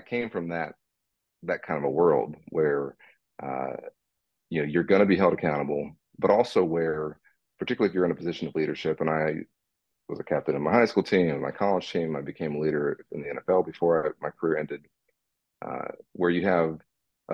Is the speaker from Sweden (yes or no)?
no; Dallas, Texas, United States; I'm a Dallas kid, born and raised in Dallas